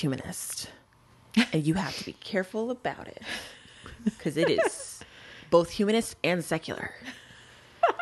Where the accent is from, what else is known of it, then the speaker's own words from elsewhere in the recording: Texas, United States; now in Jackson, United States; my my home state. I think I may be the only Texan who's like, that is where I'm from